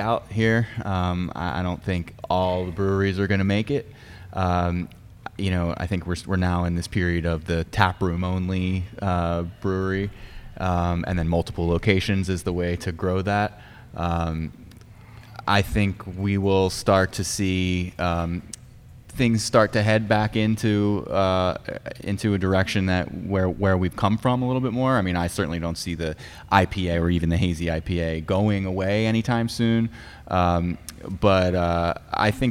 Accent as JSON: {"language": "English", "town": "Pikesville", "region": "Maryland", "country": "United States", "said": "Baltimore County, yeah. Always known as Pikesville."}